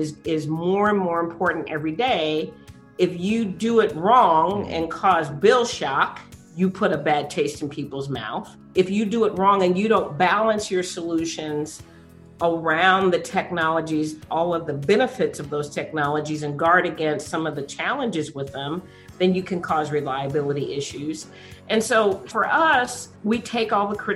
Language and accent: English; San Antonio, Texas, United States; born or raised there